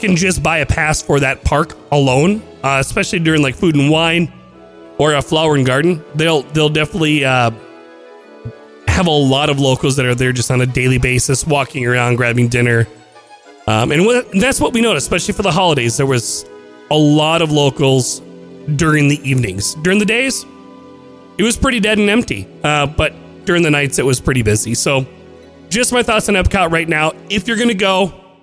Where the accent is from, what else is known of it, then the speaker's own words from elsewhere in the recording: Midwest, United States; I'm from the Midwest, and we get snow.